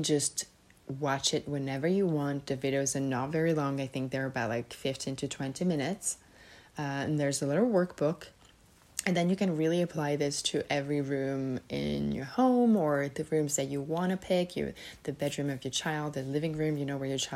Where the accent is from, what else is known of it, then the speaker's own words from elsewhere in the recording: Serbia; moved away; also born or lived in Switzerland; I'm originally from Serbia